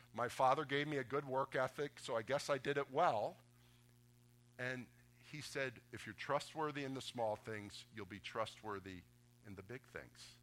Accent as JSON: {"language": "English", "town": "Boca Raton", "region": "Florida", "country": "United States", "tie": "born or raised there", "said": "I grew up in Boca Raton"}